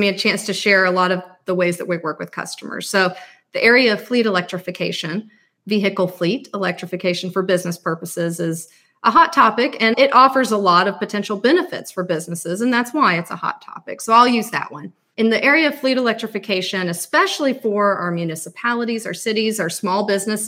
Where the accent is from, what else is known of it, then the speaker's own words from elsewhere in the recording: Alabama, United States; moved away as an adult; also born or lived in Georgia; I'm from Alabama, and I went to the University of Alabama, graduated in electrical engineering